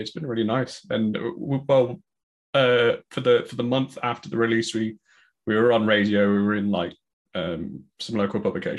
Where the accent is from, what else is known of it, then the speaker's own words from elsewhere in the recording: Sheffield, Yorkshire and the Humber, United Kingdom; growing up in Sheffield, there was an old guitar shop called Wavelength